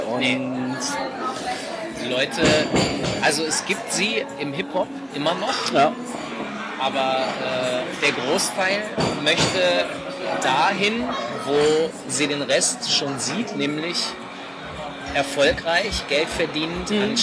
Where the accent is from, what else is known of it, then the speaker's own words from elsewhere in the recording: Hanover, Lower Saxony, Germany; Aus Hannover.